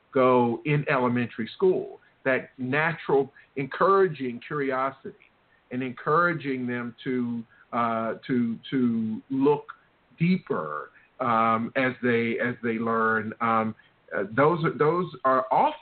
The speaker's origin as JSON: {"language": "English", "region": "the South", "country": "United States", "tie": "born or raised there", "said": "I was raised in the South"}